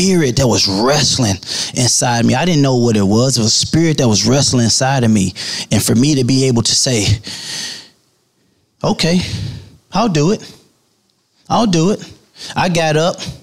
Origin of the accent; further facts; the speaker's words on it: St. Louis, Missouri, United States; I grew up in St. Louis, Missouri